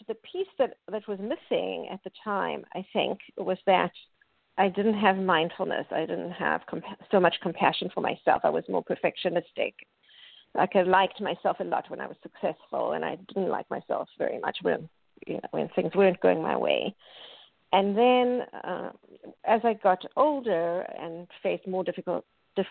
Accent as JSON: {"language": "English", "country": "South Africa", "tie": "born or raised there", "moved": "as an adult", "lives_now": "United States", "said": "I grew up in South Africa"}